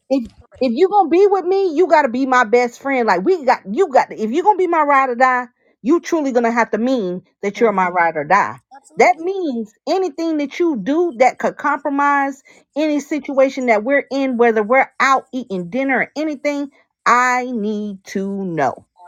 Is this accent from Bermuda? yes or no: yes; Bermuda; moved away; I'm from Bermuda, so we're British.